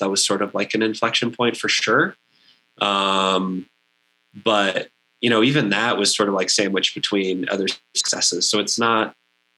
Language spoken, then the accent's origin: English; Central Texas, United States; now in Durango, United States; growing up in Central Texas